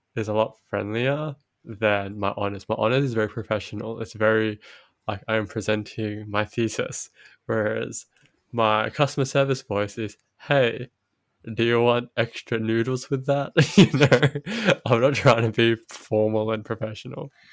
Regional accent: Sydney, New South Wales, Australia

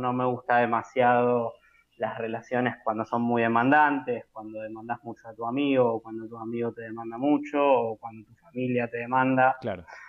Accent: Buenos Aires, Argentina; soy nacido y criado en Caballito, continúo viviendo en Caballito

